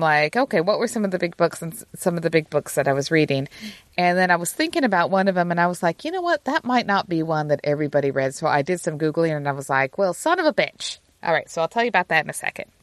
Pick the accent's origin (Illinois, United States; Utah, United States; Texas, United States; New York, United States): Utah, United States; moved away; me growing up in Utah